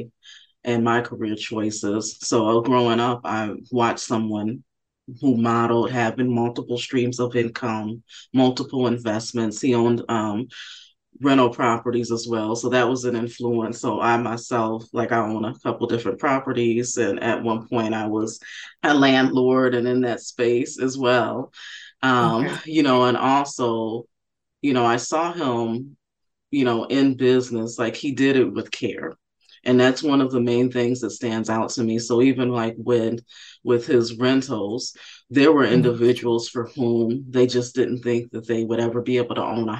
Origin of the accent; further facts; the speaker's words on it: Benton Harbor, Michigan, United States; I grew up in Benton Harbor, Michigan